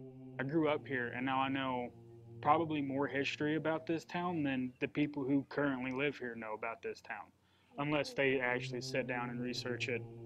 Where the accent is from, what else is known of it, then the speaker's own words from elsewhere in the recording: Pampa, Texas, United States; growing up in Pampa, being born and raised here